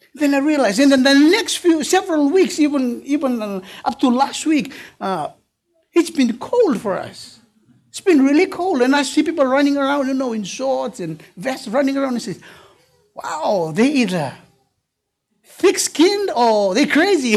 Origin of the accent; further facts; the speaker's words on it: Fiji; I'm from Fiji